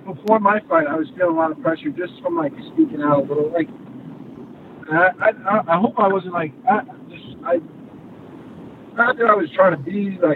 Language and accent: English; Montauk, New York, United States; I grew up in Montauk